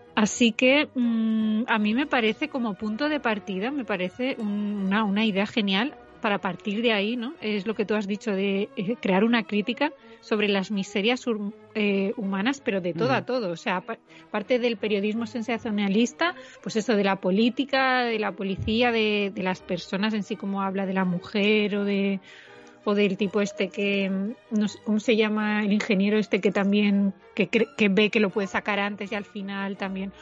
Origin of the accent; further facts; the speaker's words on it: Castellón, Valencian Community, Spain; la gente eh, de Castellón no es de Valencia